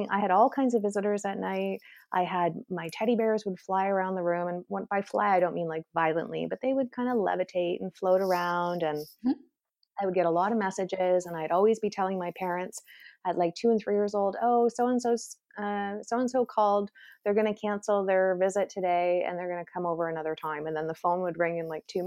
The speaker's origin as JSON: {"language": "English", "country": "Canada", "also_born_or_lived": "Toronto", "said": "I'm Canadian"}